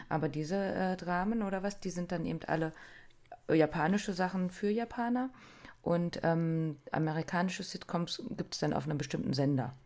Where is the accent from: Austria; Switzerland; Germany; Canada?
Germany; wir als Deutsche